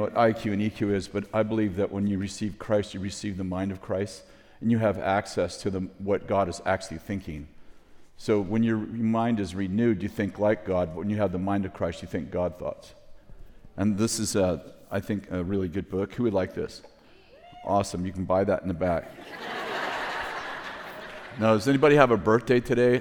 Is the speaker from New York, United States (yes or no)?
no; California, United States; I'm from California